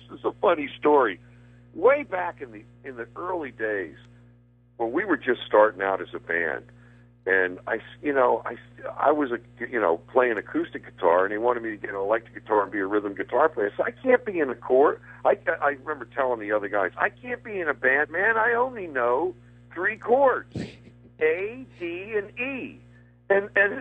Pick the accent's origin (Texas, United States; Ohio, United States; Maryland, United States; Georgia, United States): Maryland, United States; Baltimore; I grew up in Baltimore